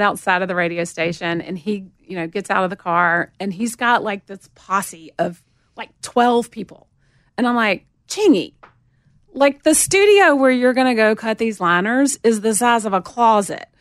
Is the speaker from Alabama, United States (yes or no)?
yes; Montgomery, Alabama, United States; accent: southern; moved away as an adult; also born or lived in Atlanta, Georgia; now in Nashville, United States; I grew up in Montgomery